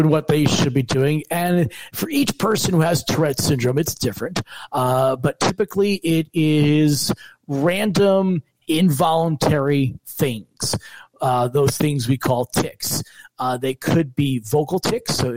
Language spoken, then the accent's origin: English; New Jersey, United States; moved away as an adult; also born or lived in New York; now in Michigan, United States; I am originally from New Jersey.